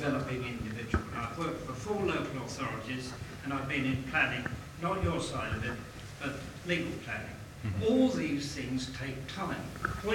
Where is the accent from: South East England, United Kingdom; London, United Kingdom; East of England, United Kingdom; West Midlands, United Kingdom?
London, United Kingdom; I'm a Londoner.